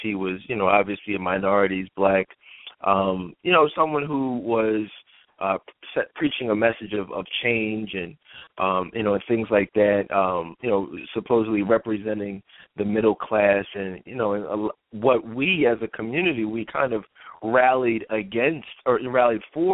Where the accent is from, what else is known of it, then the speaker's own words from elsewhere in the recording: United States; I'm an American, I'm an African American